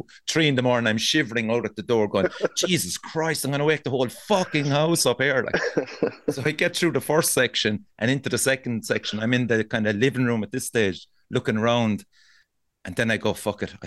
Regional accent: Cork, Munster, Ireland; I'm from Cork.

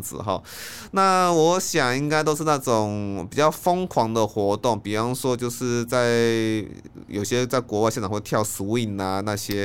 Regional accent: Taiwan; 我们台湾人

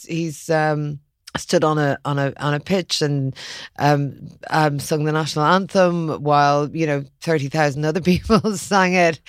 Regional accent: Ireland; also born or lived in London

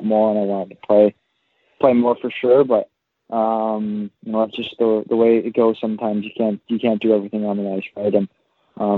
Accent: Pickering, Ontario, Canada; I'm from Pickering, Ontario, up here in Toronto

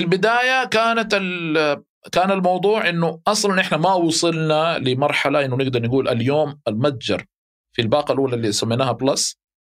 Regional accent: Mecca, Makkah Province, Saudi Arabia; اهلي هناك

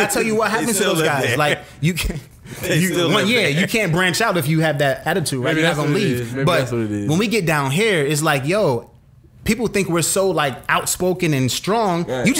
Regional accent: New York City, New York, United States; now in Atlanta, United States; I grew up in the city. I grew up in Brooklyn.

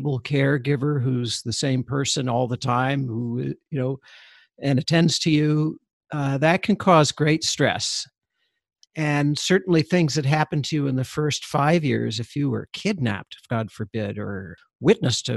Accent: Canada; I'm Canadian

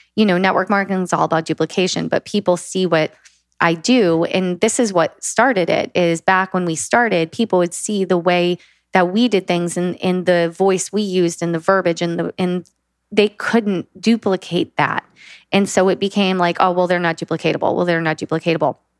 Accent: the South of the USA, United States; I was raised in the South of the USA

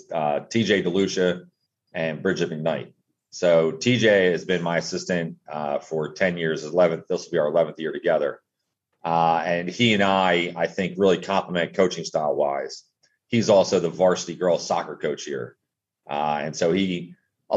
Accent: Wilmington, Delaware, United States; moved away as an adult; also born or lived in Eastern Shore of Maryland; I grew up in Wilmington, Delaware

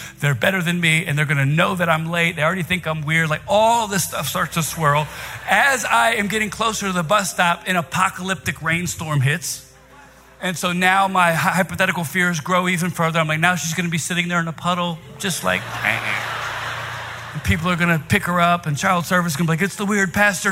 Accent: Virginia, United States; now in New York City, United States; I'm from Virginia

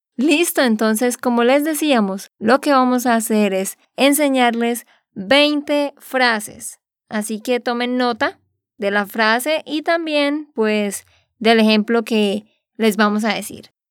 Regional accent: Santander, Colombia; de Santander, Colombia

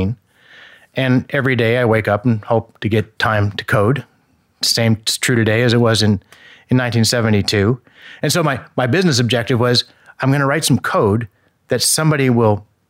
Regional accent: Indiana, United States; moved away; I come from Indiana

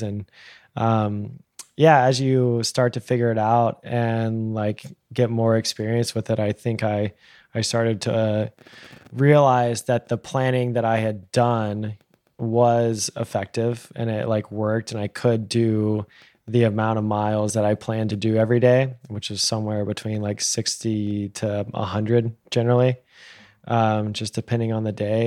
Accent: Texas, United States; the way that I was raised in Texas

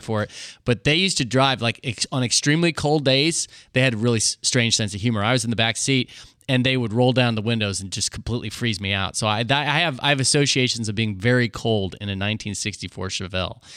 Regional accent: Hutchinson, Kansas, United States; my next door neighbor that I grew up with in Hutchinson, Kansas

